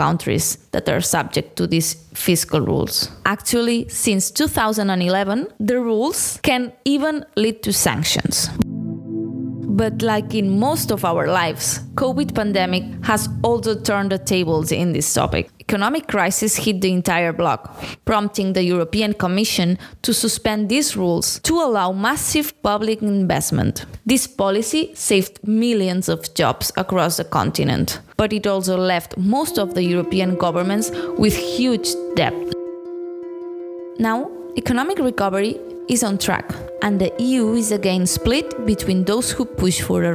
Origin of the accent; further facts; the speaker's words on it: Barcelona, Catalonia, Spain; moved away as an adult; now in Brussels, Belgium; I'm a journalist from Barcelona, working now from Brussels